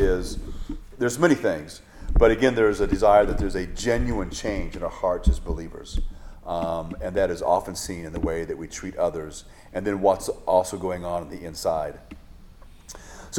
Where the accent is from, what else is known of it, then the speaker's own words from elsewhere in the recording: Hawaii, United States; growing up in Hawaii